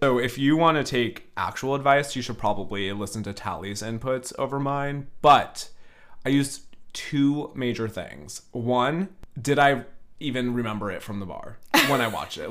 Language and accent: English; Northern California, United States; I'm from Northern California